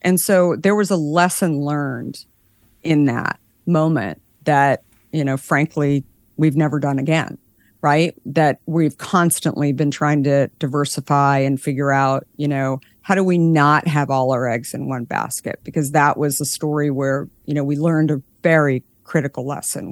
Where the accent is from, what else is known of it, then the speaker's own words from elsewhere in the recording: Scottsdale, Arizona, United States; I grew up in Arizona in Scottsdale